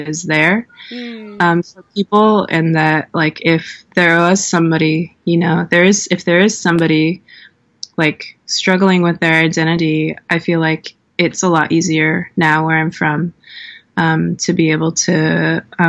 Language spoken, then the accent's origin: English; Swinomish Indian Tribal Community, Washington, United States; now in Portland, United States; When I was growing up in Swinomish, I wasn't out as a queer person